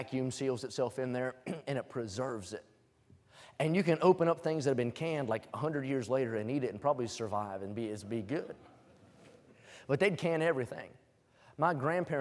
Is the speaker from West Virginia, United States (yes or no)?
yes; West Virginia, United States; moved away; I was born in West Virginia, and everywhere you walk, you're on the side of a hill.